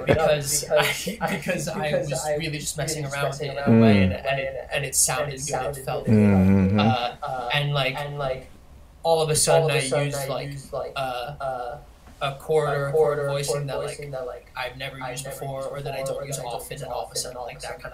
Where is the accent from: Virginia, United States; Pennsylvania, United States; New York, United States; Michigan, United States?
New York, United States; Harrison; also born or lived in Brooklyn / Queens; I was born and raised in New York. I was born in the city, but then moved out to the suburbs. Specifically, a town called Harrison in Westchester, New York.